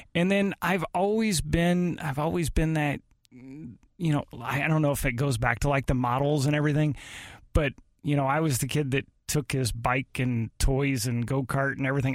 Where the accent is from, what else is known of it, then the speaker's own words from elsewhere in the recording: Arnold, United States; we lived in Arnold. I grew up in Arnold.